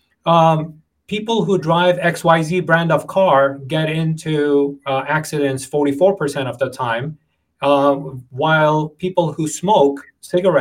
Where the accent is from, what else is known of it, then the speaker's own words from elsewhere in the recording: New York, United States; growing up in New York